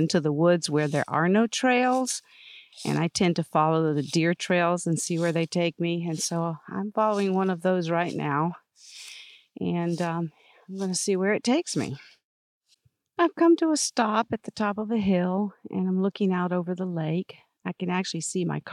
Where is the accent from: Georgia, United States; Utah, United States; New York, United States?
Georgia, United States; I grew up in Georgia, and we had kudzu in our yard